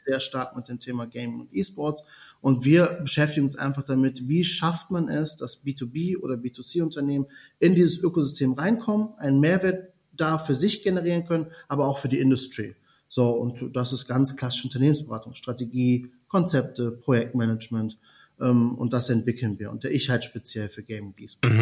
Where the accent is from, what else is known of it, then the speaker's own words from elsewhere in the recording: Germany; also born or lived in Italy; gebürtiger Italiener, in Deutschland aufgewachsen